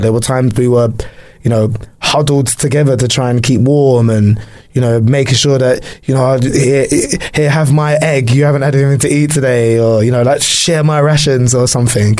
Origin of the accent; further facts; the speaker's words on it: London, United Kingdom; I'm from London